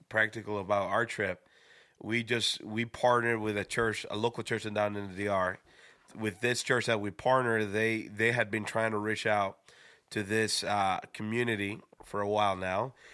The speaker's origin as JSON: {"language": "English", "country": "Dominican Republic", "also_born_or_lived": "Schroon Lake, New York", "moved": "yes", "said": "I was from the Dominican Republic."}